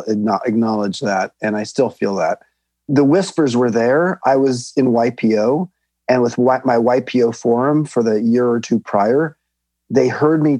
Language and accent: English; Long Beach, California, United States; I grew up in Long Beach, California